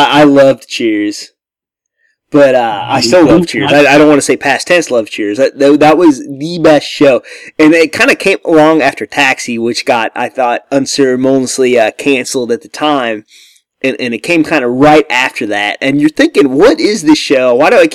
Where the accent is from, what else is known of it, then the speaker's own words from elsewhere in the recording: Missouri, United States; I'm from Missouri